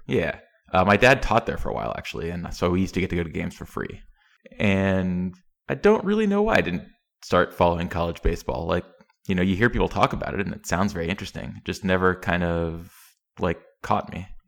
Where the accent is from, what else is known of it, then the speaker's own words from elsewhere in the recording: East Tennessee, United States; I grew up in Tennessee